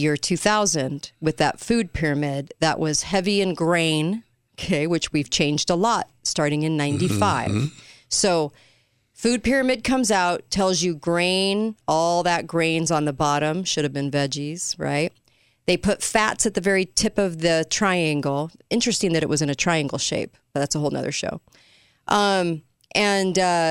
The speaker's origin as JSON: {"language": "English", "region": "California", "country": "United States", "tie": "born or raised there", "said": "I grew up in California."}